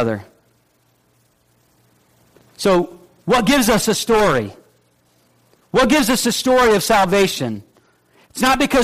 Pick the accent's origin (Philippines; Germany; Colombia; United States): United States; the North; now in Middle Georgia, United States; I'm from the North